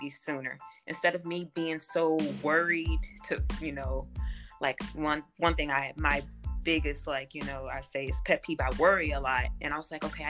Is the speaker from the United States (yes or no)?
yes; Gary, Indiana, United States; moved away as an adult; now in Indianapolis, United States; growing up in Gary, you know, I was predominantly Black.